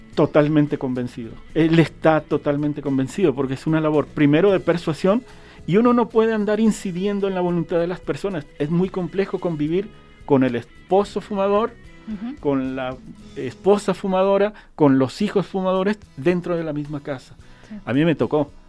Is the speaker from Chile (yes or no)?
yes; Chile; now in Jalisco, Mexico; yo soy chileno